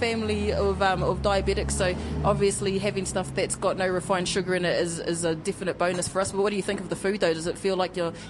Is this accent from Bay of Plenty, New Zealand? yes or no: yes; Bay of Plenty, New Zealand; because we are from the Bay of Plenty, and we love our kaimoana